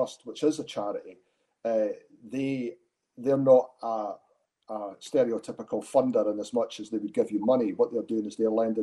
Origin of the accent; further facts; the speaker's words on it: Arbroath, Scotland, United Kingdom; now in Dundee, United Kingdom; I grew up in Arbroath, so that's where my interest is. I stay up in Dundee now, but I was schooled in Arbroath and grew up in the town.